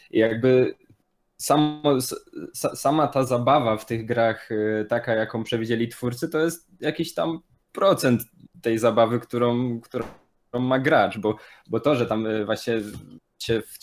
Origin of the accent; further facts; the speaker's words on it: Silesian Voivodeship, Poland; Jestem Ślązakiem, bo jestem ze Śląska